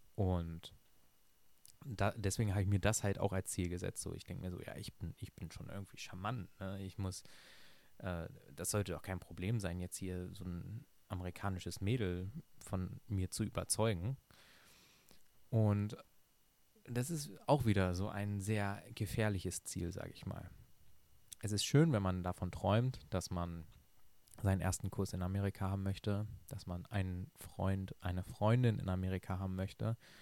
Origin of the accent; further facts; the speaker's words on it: Lower Saxony, Germany; ich bin ein Flachland-Tiroler, ich komme aus Niedersachsen. Das ist sehr, sehr flach hier